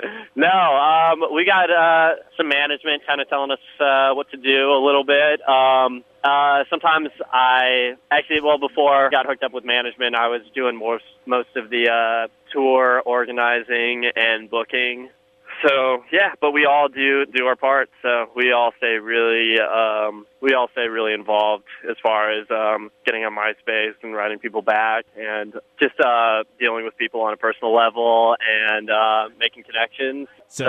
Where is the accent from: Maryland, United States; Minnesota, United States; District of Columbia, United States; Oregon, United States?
Oregon, United States; Portland; Portland, Oregon.